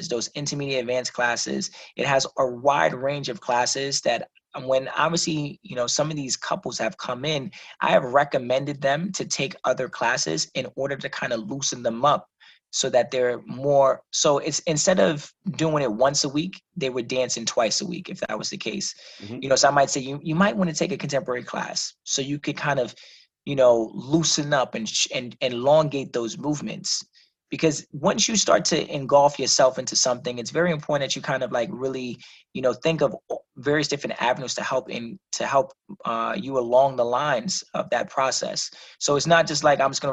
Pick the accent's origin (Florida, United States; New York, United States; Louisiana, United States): New York, United States; New York City; now in Connecticut, United States; my brother and I, we're originally from the South Bronx, born and raised